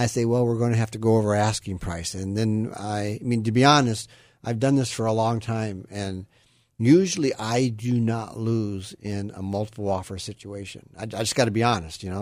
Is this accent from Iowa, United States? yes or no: yes; Iowa, United States; now in Sacramento area, United States; I grew up in Iowa, and, you know, I always say Iowa is a great place to be from